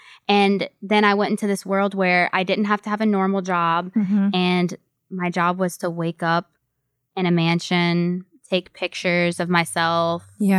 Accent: Louisiana, United States; I'm from Louisiana. So I'm, you know, across the country from everyone I've ever known in my whole entire life.

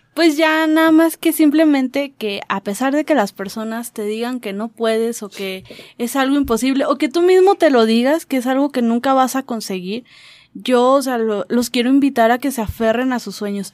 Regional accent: Mexico; yo vengo de México

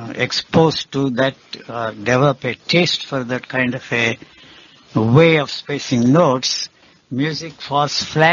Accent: India; English is a second language; Although I come from India, still I cannot stand the North Indian classical music.

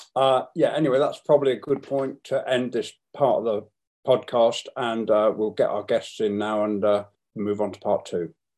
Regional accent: England, United Kingdom; When people said, Where are you from? I would proudly say I was from England.

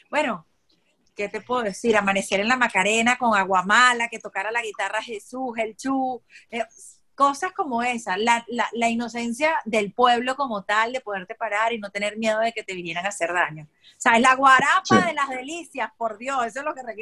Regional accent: Barquisimeto, Lara, Venezuela; born or raised there; moved away as an adult; also born or lived in Acarigua / Maracay

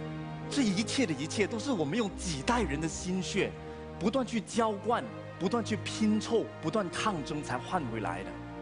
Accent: Malaysia; 我是马来西亚人，我热爱我的国家马来西亚，那是我的国籍认同。但是同时间我是华人，我热爱中华文化，那是我的文化身份认同。

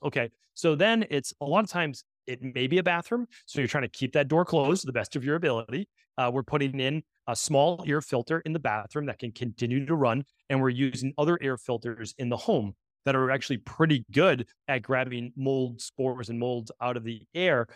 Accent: New England, United States; I'm from New England

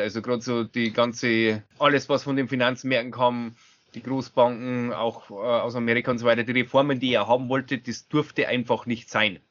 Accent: Bavaria, Germany; bei uns in Bayern

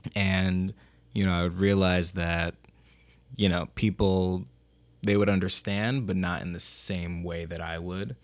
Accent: Rochester, New York, United States; I'm originally from Rochester

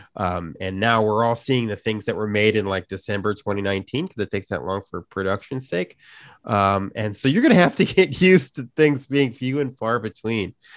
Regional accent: Chicago, Illinois, United States; growing up in Chicago, you know, in the Chicago area

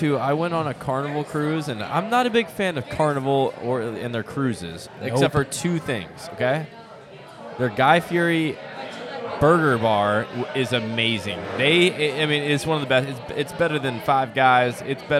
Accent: North Carolina, United States; We are from North Carolina.

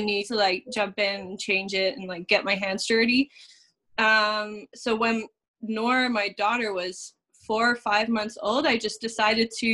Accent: Netherlands; moved away as an adult; now in Nashville, United States; I'm originally from the Netherlands. I've only been in the U.S. for, I think, 7 years now

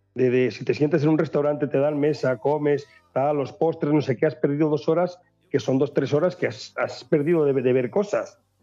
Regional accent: Valladolid, Castile and León, Spain; soy pucelano

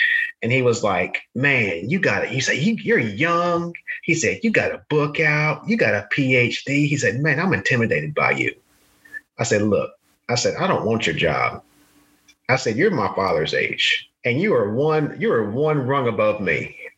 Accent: the South, United States; you know, I grew up in the South. And you know, I had biases against people as well. And I'm a minority.

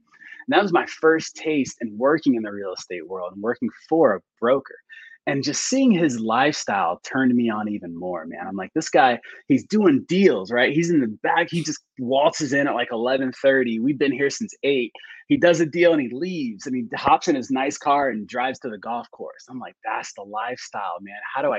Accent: Florida, United States; So at the time, so I'm from Florida. I'm a Florida boy, a military brat.

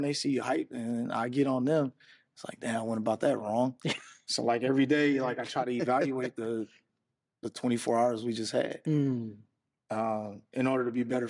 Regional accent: Oakland, California, United States; growing up in Oakland

